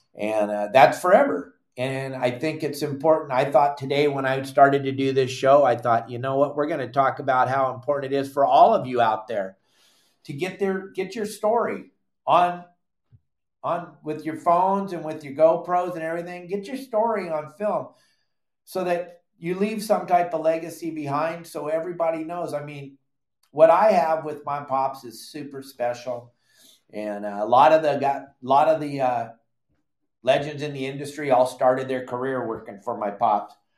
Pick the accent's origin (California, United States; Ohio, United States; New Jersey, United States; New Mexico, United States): California, United States; San Clemente; I grew up in San Clemente, fishing off the end of the pier with my pops